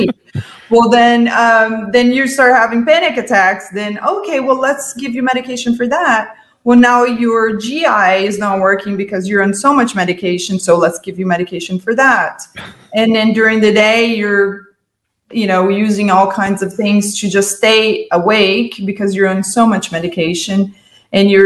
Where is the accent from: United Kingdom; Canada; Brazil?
Brazil; moved away as an adult; now in United States; I'm an immigrant from Brazil